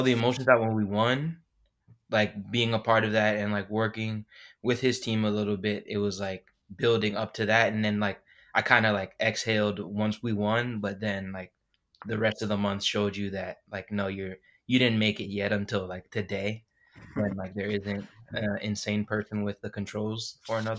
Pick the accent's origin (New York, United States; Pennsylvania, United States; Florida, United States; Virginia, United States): New York, United States; New York City; moved away; also born or lived in Washington, D.C.; I'm originally from Queens, New York